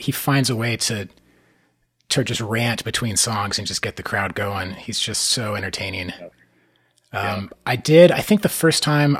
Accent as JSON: {"language": "English", "town": "Santa Barbara", "region": "California", "country": "United States", "tie": "born or raised there", "said": "I grew up in Santa Barbara, which if you're not familiar, it's this, beach town"}